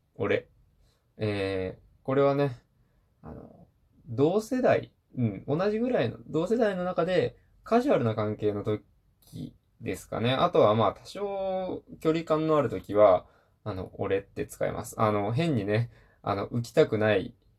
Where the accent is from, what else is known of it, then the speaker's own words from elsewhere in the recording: Hiroshima, Japan; 僕、出身広島なんですけど